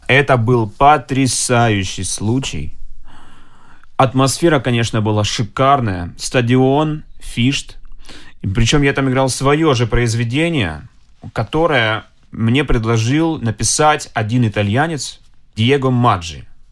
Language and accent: Russian; Yeysk, Krasnodar Krai, Russia; moved away; also born or lived in Moscow; Я всего лишь из города Ейска, Краснодарского края.